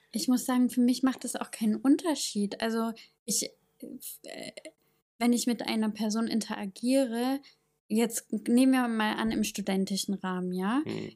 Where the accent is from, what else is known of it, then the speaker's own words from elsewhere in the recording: East Germany, Germany; accent: East German; meinen ostdeutschen Akzent